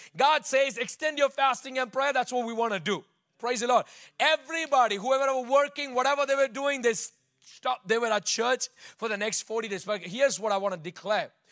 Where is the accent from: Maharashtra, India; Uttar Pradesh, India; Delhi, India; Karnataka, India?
Karnataka, India; Bangalore; moved away; I grew up in Bangalore